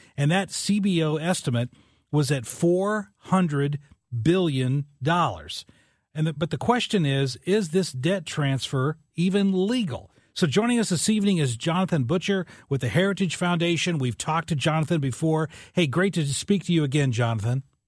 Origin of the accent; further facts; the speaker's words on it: West Frankfort, Illinois, United States; now in Saint Louis, United States; my hometown of West Frankfort, Illinois.